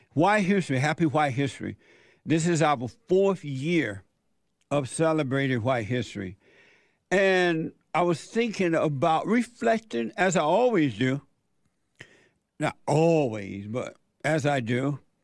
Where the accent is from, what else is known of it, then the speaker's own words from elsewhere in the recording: Alabama, United States; moved away; I was born in Alabama on a plantation